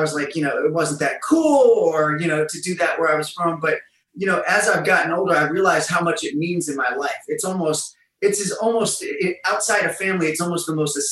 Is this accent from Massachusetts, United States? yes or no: no; Massillon, Ohio, United States; moved away as an adult; also born or lived in Los Angeles, California; now in Las Vegas, United States; I'm from Maslin, which is a really small town.